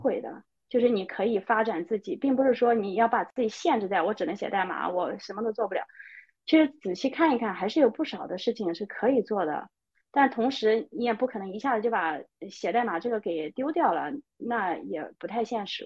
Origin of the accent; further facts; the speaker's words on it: China; moved away as an adult; now in Sweden; 我是中国人，我代表中国